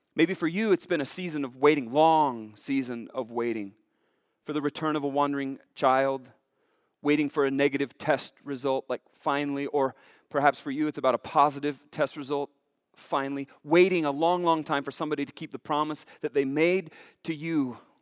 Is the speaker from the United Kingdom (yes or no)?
no; Billings, Montana, United States; Growing up in Billings